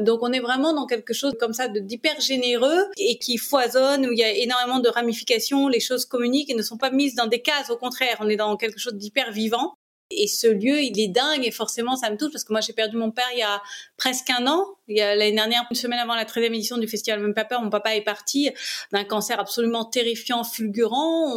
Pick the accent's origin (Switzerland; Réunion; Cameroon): Réunion; moved away as an adult; also born or lived in Paris; j'ai grandi à La Réunion, ma maman est réunionnaise, mon père était franco-allemand.